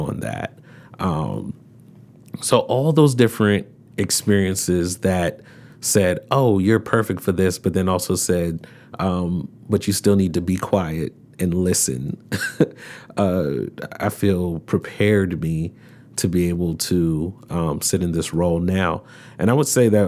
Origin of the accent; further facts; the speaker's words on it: Baltimore, Maryland, United States; Had a very diverse experience growing up in Baltimore.